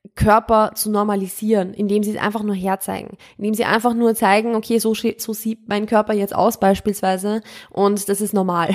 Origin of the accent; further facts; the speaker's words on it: Austria; ich komme ja ursprünglich, ich bin ja aus Österreich und ich komme ursprünglich vom Land